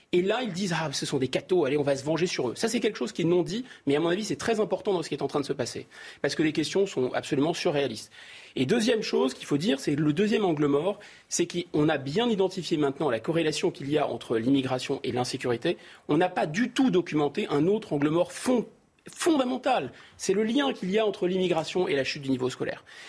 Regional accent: Seine-Saint-Denis, Île-de-France, France; j'ai grandi au Seine-Saint-Denis

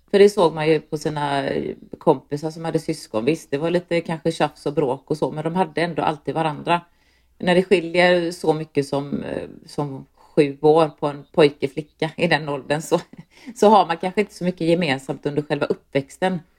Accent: Landvetter, Västra Götaland, Sweden; jag är uppvuxen i Landvetter som ligger strax utanför Göteborg, ett, eh, ett, en liten förort kan man säga.

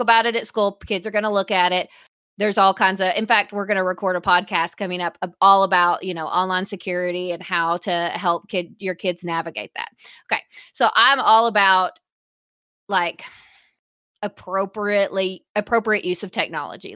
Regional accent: the South, United States; we are from the South, so especially in our region

